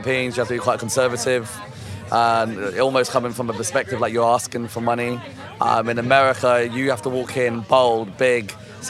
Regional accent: London, United Kingdom; I'm from London.

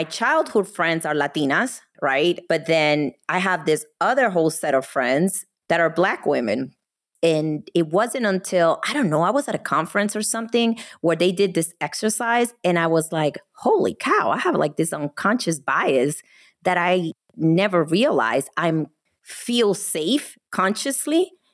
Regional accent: New Jersey, United States; moved away as an adult; now in Texas, United States; I'm from the East Coast

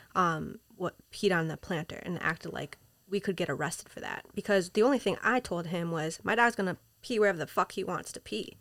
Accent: Minnesota, United States; moved away as an adult; also born or lived in Peru; now in New York City, United States; I was raised in Minnesota

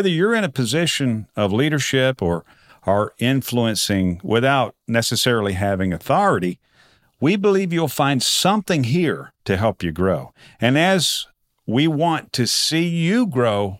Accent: Texas, United States; being from Texas

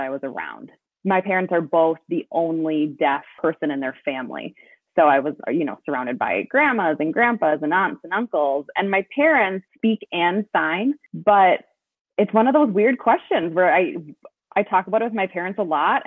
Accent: Bloomington, Minnesota, United States; moved away; I lived Minneapolis adjacent. So I grew up in Bloomington

